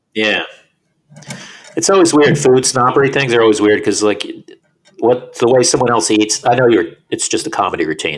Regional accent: Florida, United States; moved away as an adult; now in New York, United States; I was born in New York. I lived in New York till I was eight. Then I moved to Florida when I was eight, and then moved back when I was twenty something.

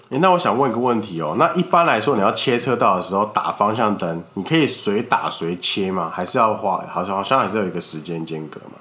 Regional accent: Taiwan; 我们台湾人

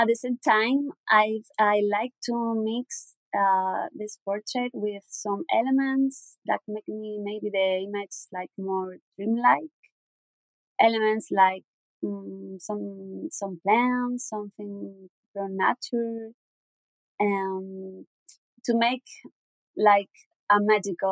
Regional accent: southern Spain, Spain; English is a second language; I'm from Spain. I'm exactly from the south of Spain, from a little town.

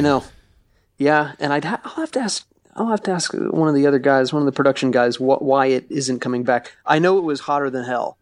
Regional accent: Florida, United States; I'm from Florida

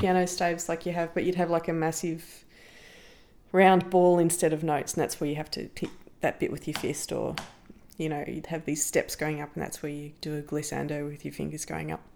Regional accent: Canberra, Australian Capital Territory, Australia; moved away; as an Australian

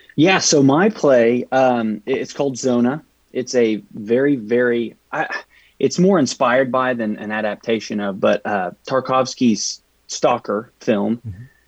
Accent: Amarillo, Texas, United States; moved away as an adult; now in Oklahoma City, United States; I'm from Amarillo, Texas, but moved up here

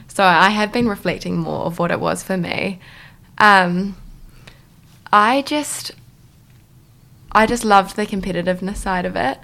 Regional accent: Auckland, New Zealand; moved away; I'm originally from Auckland

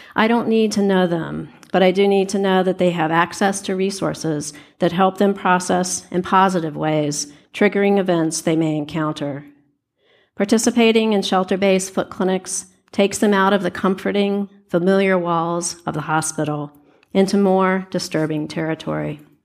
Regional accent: Richmond, Virginia, United States; moved away as an adult; also born or lived in Cold Harbor, Virginia; now in Seattle, United States; having been homeless in my hometown of Richmond, Virginia.

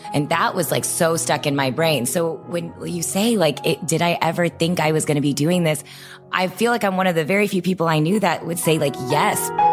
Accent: Texas, United States; I grew up in Texas

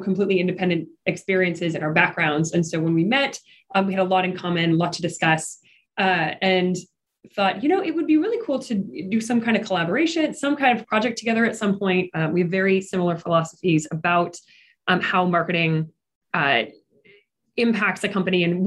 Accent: Midwest, United States; moved away as an adult; also born or lived in New York region / Atlanta; I grew up here in the Midwest region

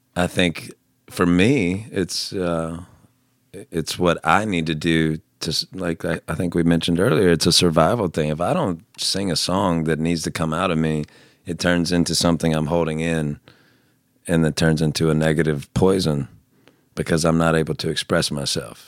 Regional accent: the South, United States; I grew up in the South

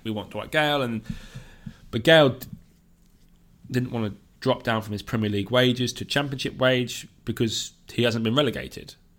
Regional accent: South Coast, South East England, United Kingdom; I grew up on the South Coast

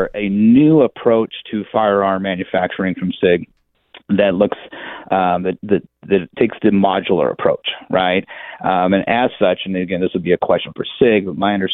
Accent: Nevada, United States; moved away; also born or lived in Bay Area, California / San Diego, California; I grew up hunting in Nevada, but I spent a lot of years in the Bay Area and San Diego.

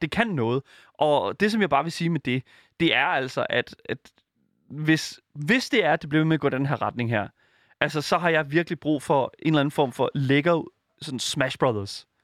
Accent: Denmark; som dansker

